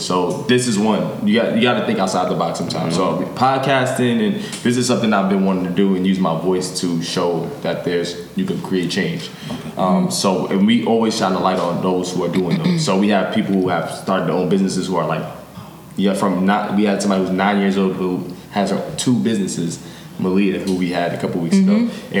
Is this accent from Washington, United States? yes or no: no; Yonkers, New York, United States; from where we're from. We're from Yonkers.